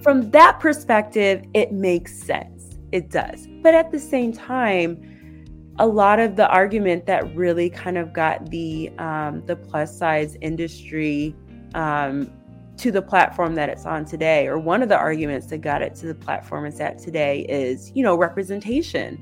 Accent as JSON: {"language": "English", "town": "Ypsilanti", "region": "Michigan", "country": "United States", "said": "I'm from Ypsilanti, Michigan"}